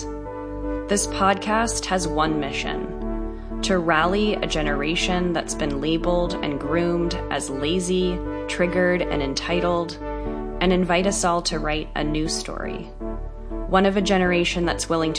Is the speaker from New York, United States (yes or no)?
yes; East Coast, just north of New York City, United States; moved away as an adult; also born or lived in New Jersey; now in Topanga, United States; I grew up on the East Coast, right just north of New York City.